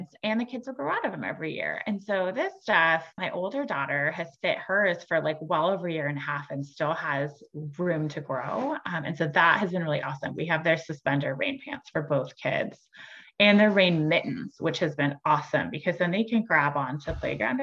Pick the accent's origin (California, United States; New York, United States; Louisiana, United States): California, United States; San Diego; moved away; I grew up in San Diego